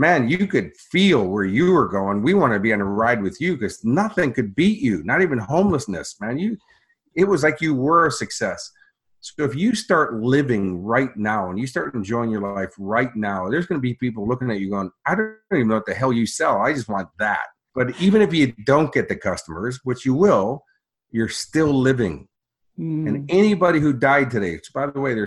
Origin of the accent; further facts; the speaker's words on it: Chicago, Illinois, United States; now in Australia; my hometown of Chicago